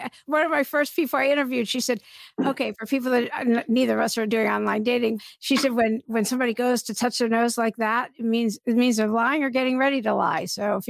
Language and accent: English; East Coast, United States; I grew up on the East Coast.